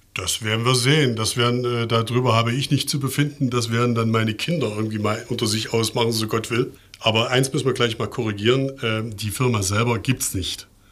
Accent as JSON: {"language": "German", "town": "Leipzig", "region": "Saxony", "country": "Germany", "tie": "born or raised there", "also_born_or_lived": "Mainz", "said": "in Leipzig im Tomanerchor groß geworden"}